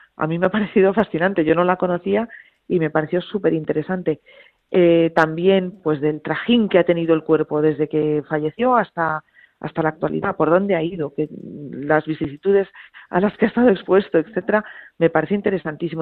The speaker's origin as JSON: {"language": "Spanish", "town": "Madrid", "region": "Community of Madrid", "country": "Spain", "said": "yo soy de Madrid"}